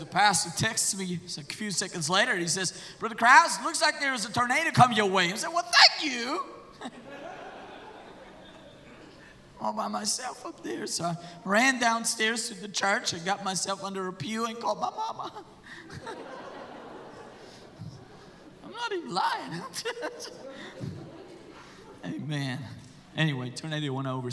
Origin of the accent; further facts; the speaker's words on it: Germany; I'm from Germany.